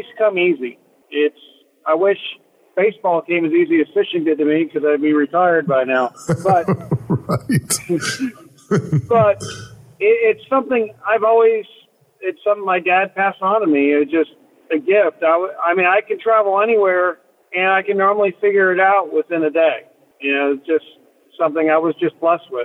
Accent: Captiva, Florida, United States; also born or lived in Martha's Vineyard; I was about 6 months old when we moved here. And I was raised on the water

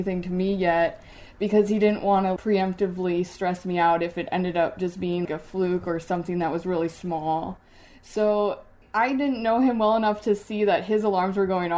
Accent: Wisconsin, United States; also born or lived in Ohio; now in Pittsburgh, United States; I'm originally from Wisconsin

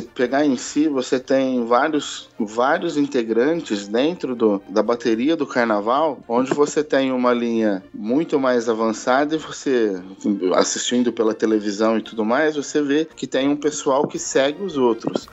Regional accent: Ribeirão Preto, São Paulo, Brazil; sou natural de Ribeirão Preto, nascido aqui mesmo

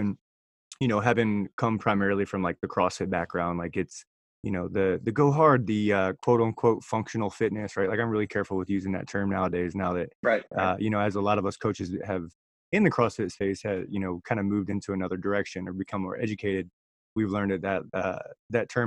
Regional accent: Virginia, United States; moved away as an adult; now in Washington, United States; I'm actually from Virginia

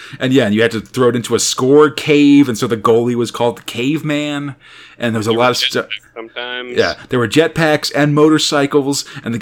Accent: United States; as an American

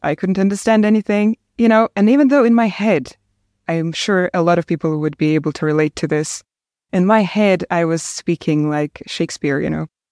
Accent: Komsomolsk-on-Amur, Khabarovsk Krai, Russia; first language Russian; English is a second language; moved away as an adult; also born or lived in Saint Petersburg, Russia; now in Ireland; I was born in a small town in the far east of Russia called Komsomolsk on Amur

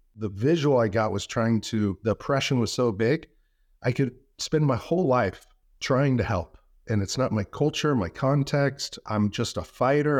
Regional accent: United States; being an American and having free speech

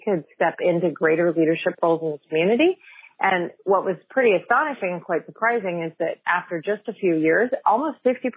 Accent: Fresno, California, United States; moved away; I grew up in Fresno

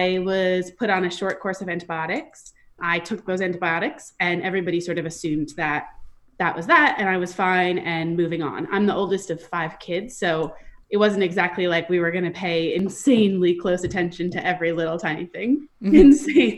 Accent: Westchester County, New York, United States; I grew up in Westchester County, which is just about an hour north of New York City.

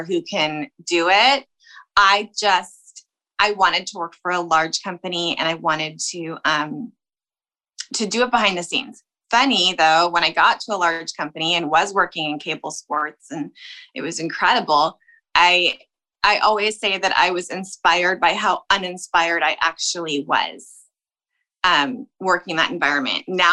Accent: Chicago, Illinois, United States; moved away as an adult; also born or lived in Los Angeles; I'm from Chicago, so I'd read like the Chicago Tribune

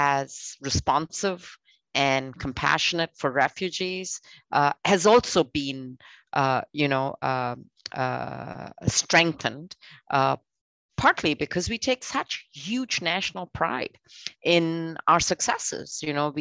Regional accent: Canada; I always am very, very proud of being a Canadian

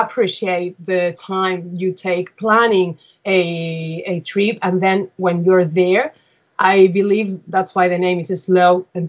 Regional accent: Seville, Andalusia, Spain; I am originally from Seville

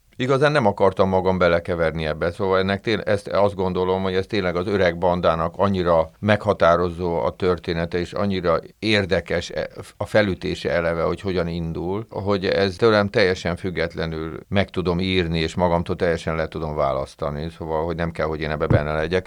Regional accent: Budapest, Hungary; also born or lived in Újhartyán; én nem ott születtem, hanem a szüleim költöztek föl Budapestre, ők első generációs ilyen pestiek

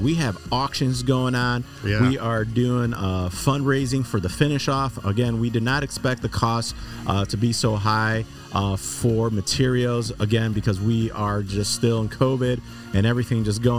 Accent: Chicago, Illinois, United States; moved away as an adult; now in Laredo, United States; I'm originally from Chicago

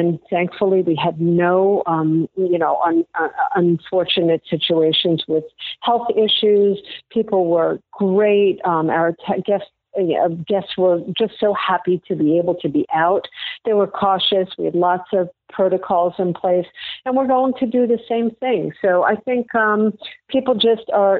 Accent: New York City, New York, United States; now in St. Petersburg, United States; I'm from New York, mm-hmm. and I'm from the city

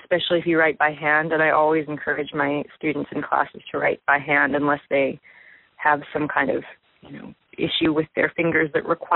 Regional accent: Santa Barbara, California, United States; moved away as an adult; Santa Barbara is still my hometown.

